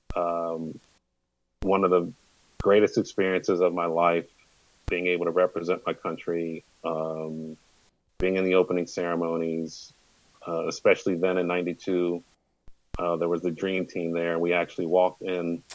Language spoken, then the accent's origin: English; United States; growing up in the Maryland, Virginia, especially Northern Virginia area